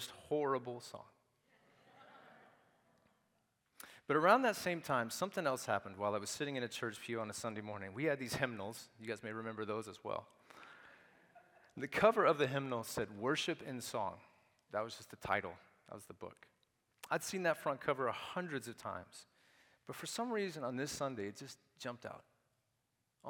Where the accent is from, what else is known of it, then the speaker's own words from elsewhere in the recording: Nashville, Tennessee, United States; I was raised in Nashville, Tennessee, from about the age of 3